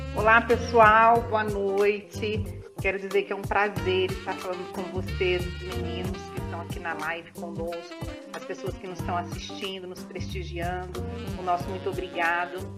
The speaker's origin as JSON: {"language": "Portuguese", "town": "Belo Horizonte", "region": "Minas Gerais", "country": "Brazil", "tie": "born or raised there", "moved": "as an adult", "lives_now": "Franca, Brazil", "said": "Sou natural da cidade de Belo Horizonte. Eu moro em Franca desde o ano de dois mil e um"}